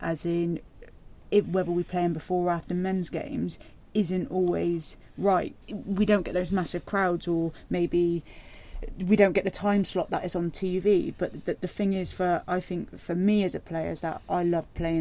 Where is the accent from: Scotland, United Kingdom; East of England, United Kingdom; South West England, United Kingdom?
South West England, United Kingdom; Exeter; moved away; go back down to Exeter. That's like my hometown, like my home.